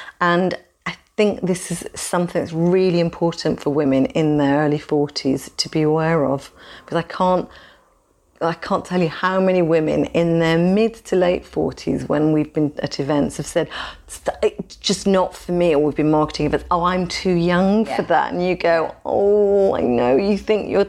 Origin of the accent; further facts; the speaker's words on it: United Kingdom; We're British.